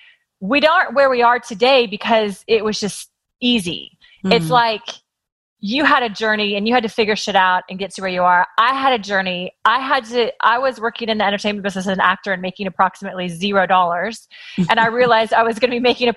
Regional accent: Kansas, United States; now in Los Angeles, United States; I grew up in Kansas and I did what you're supposed to do as a girl in Kansas

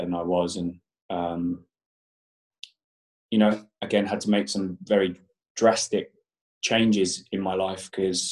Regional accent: Portsmouth, South East England, United Kingdom; moved away as an adult; now in London, United Kingdom; I'm actually from Portsmouth on the south coast, but I moved to London when I was 19, so many moons ago

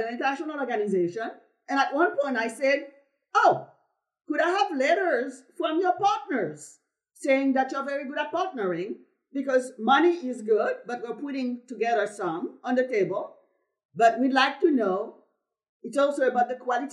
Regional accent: Haiti; moved away; I'm from Haiti, who people love to talk about as the poorest country in the Western hemisphere, just because I have an accent

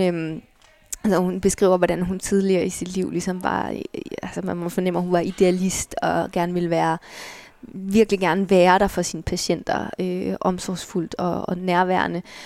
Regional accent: Allerød, Capital Region of Denmark, Denmark; moved away; bor i Allerød, hvor jeg er fra

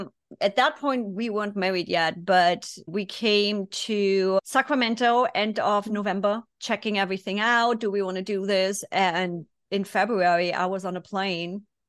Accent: Germany; English is a second language; moved away as an adult; 24 years, born and raised in Germany.

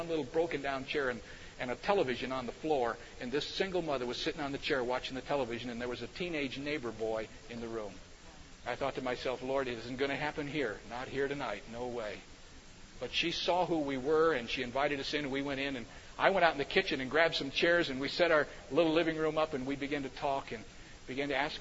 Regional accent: Cedarville, Ohio, United States; I grew up in Cedarville, Ohio, because my father was the president of Cedarville College

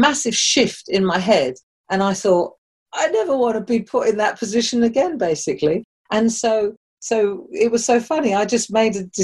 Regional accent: London, United Kingdom; moved away as an adult; also born or lived in Germany; you talk like you came out of London, which I did

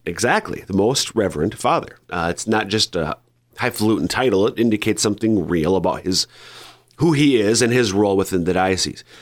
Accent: Minnesota, United States; now in South Dakota, United States; my home parish in Minnesota

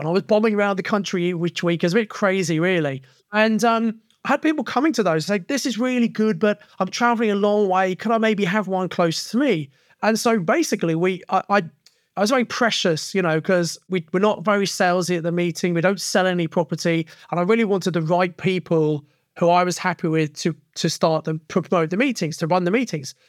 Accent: Kent, South East England, United Kingdom; now in Birmingham, United Kingdom; I come from Kent originally, but I'd settled in Birmingham in nineteen ninety

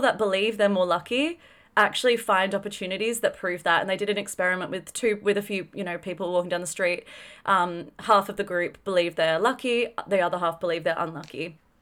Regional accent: Australia; grew up in a fairly affluent country, grew up in Australia

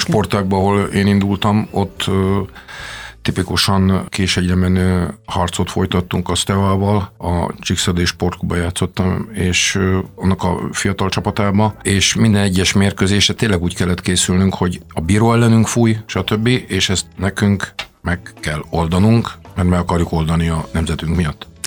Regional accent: Transylvania, Romania; first language Hungarian; moved away as an adult; also born or lived in Austria / United States; now in Hungary; ahol születtünk

